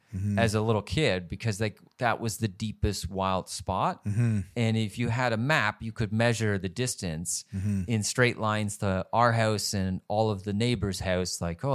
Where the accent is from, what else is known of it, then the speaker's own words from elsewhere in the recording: rural Southern Ontario, Canada; I grew up in rural Southern Ontario, which I think was a fabulous place to grow up.